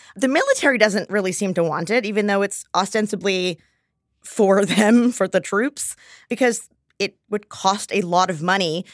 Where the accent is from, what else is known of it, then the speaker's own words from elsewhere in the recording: Texas, United States; I grew up in Texas